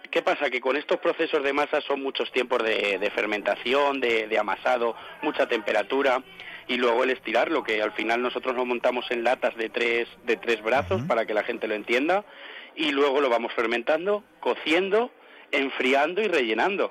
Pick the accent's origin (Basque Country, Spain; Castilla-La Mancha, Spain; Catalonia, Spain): Castilla-La Mancha, Spain; Alcázar de San Juan; como se dice aquí en mi pueblo